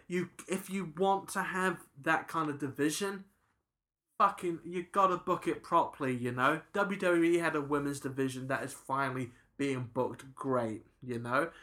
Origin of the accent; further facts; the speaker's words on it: New Zealand; I'm a New Zealander